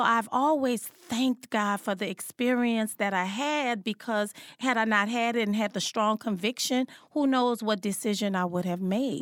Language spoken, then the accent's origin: English; New Orleans, Louisiana, United States; I was born and raised in New Orleans, Louisiana